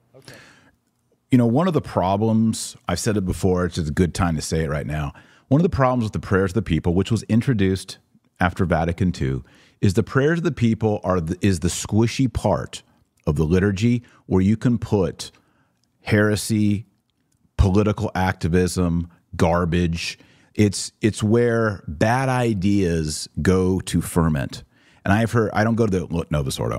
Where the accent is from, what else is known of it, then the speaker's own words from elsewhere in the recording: Texas, United States; as a Texan myself